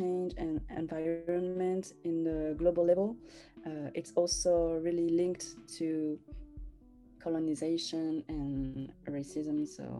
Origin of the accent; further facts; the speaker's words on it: Paris, Île-de-France, France; I was born in France, in Paris, and I always felt French, only French. I even didn't, I wasn't aware that I was Asian.